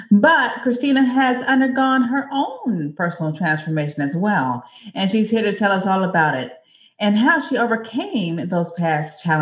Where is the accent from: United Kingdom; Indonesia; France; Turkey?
United Kingdom; Manchester, North West England; I'm from Manchester in the UK.